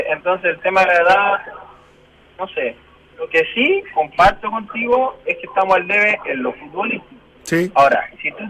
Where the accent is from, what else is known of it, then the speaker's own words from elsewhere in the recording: Chile; Es para eso que nos levantamos todos los días, todos los santos días a trabajar como cualquier chileno.